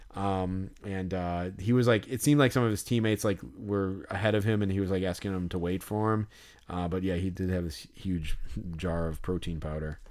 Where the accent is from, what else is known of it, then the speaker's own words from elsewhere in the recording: Chicago, Illinois, United States; right by where I grew up, basically, like, pretty close to where we live